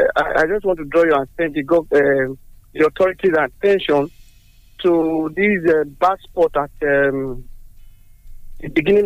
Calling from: Dubai, United Arab Emirates; I'm calling from Dubai, Kutahe.

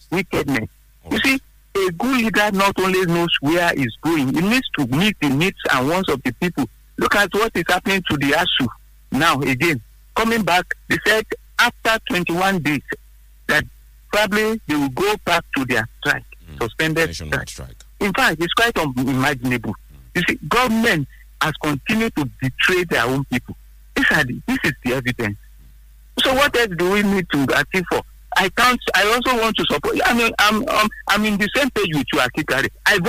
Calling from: Abeokuta, Ogun State, Nigeria; This is Saudi calling from Abeokuta.

